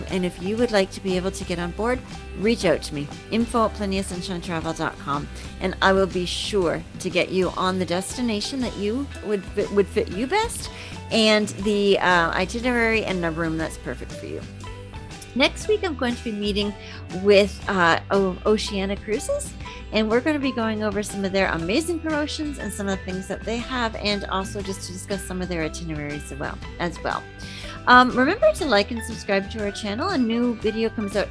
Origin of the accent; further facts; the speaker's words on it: Canada; we're from Canada